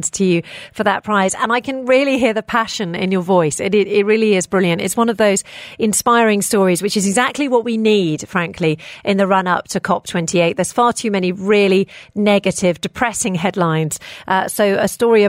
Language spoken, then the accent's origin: English; United Kingdom; now in United Arab Emirates; I grew up in the United Kingdom and my mother had a worm bin